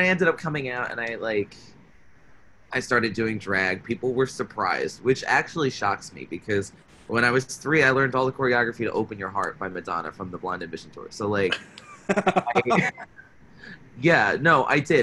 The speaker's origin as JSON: {"language": "English", "town": "South Plainfield", "region": "New Jersey", "country": "United States", "tie": "born or raised there", "also_born_or_lived": "Pennsylvania", "moved": "as an adult", "lives_now": "Astoria, United States", "said": "I'm from South Plainfield, New Jersey, the same hometown as Michelle Visage"}